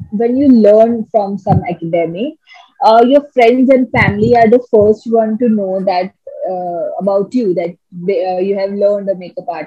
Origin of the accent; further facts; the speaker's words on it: Mumbai, Maharashtra, India; So uh, when I came, I came from Bombay.